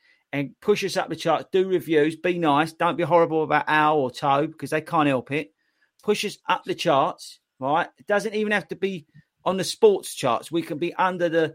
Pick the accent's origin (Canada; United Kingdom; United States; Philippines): United Kingdom; We're British